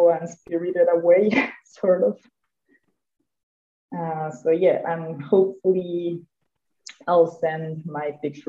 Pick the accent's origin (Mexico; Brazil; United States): Mexico; Yucatán; I'm from Yucatan